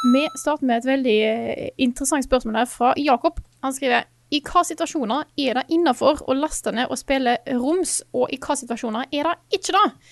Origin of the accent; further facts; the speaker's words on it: Stord, Vestland, Norway; moved away; hjemme på Stord